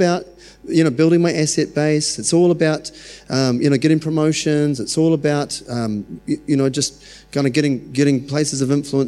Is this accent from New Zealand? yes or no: yes; New Zealand; I'm so glad I was born in New Zealand.